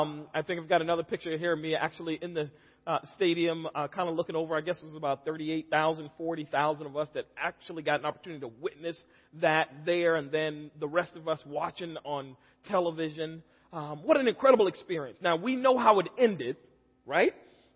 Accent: Charleston, South Carolina, United States; I'm from Charleston, South Carolina. My wife and I are both from that same area.

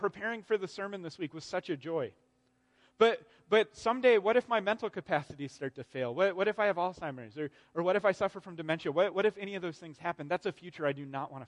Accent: Arizona, United States; I grew up in Arizona.

